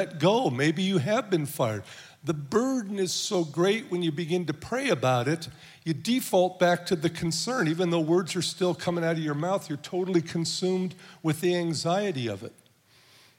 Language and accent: English; Southern California, United States; moved away; I'm from Southern California